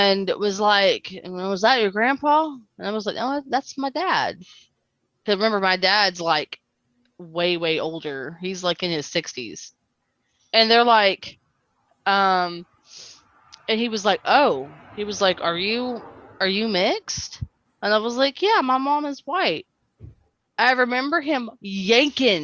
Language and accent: English; Birmingham, Alabama, United States; moved away; also born or lived in Clanton, Alabama; I was raised in Birmingham.